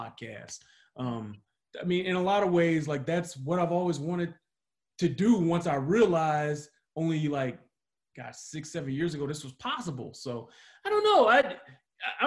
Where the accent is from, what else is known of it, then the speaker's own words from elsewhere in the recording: Detroit, Michigan, United States; moved away; I grew up in Detroit